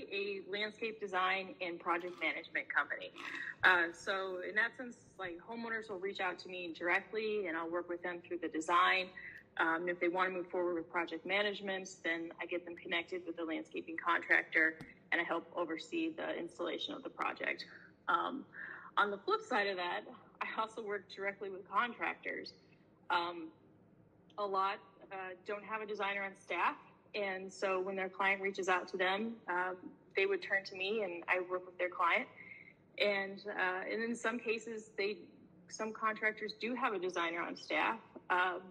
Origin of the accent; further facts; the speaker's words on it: Indianapolis, Indiana, United States; moved away as an adult; now in Pittsburgh, United States; I'm from Indianapolis. That's where I was working, and, from South, Indiana, and the state as a whole. Like, I grew up there